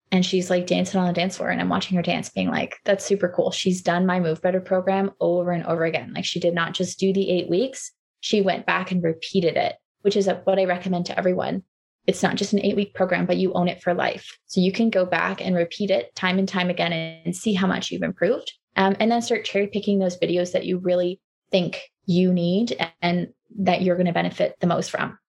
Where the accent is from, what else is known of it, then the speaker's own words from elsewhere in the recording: Waterloo, Ontario, Canada; moved away as an adult; also born or lived in Halifax, Nova Scotia; I grew up in Waterloo. I moved out east for school and, and kind of stayed there after school.